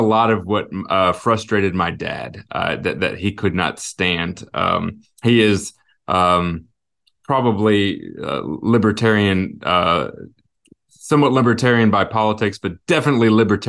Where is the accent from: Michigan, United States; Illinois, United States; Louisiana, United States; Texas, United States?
Illinois, United States; also born or lived in Alaska; And I was born in Alaska. Like I said, we moved a little bit. I ended up going through high school, mostly in the St. Louis area, the Illinois side of the Mississippi River.